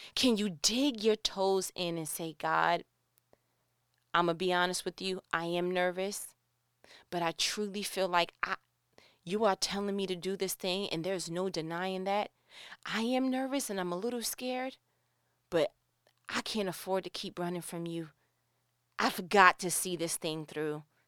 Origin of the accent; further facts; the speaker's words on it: New York, United States; moved away as an adult; born and raised in New York